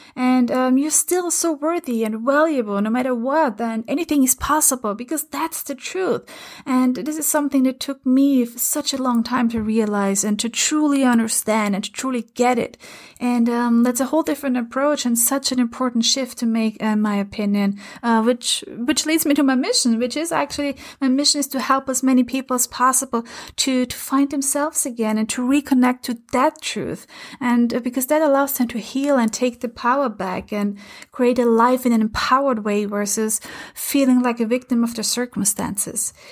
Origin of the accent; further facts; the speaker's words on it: Lower Austria, Austria; first language German; English is a second language; moved away; I'm originally from, uh, from Austria, from a um, teeny tiny village about an hour and a half from Vienna in Lower Austria. And my mother language is German.